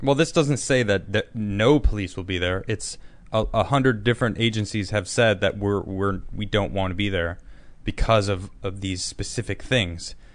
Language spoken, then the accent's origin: English; United States; as an American